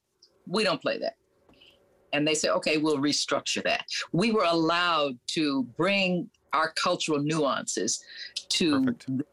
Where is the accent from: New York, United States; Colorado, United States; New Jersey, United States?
New York, United States; I grew up in New York among an international world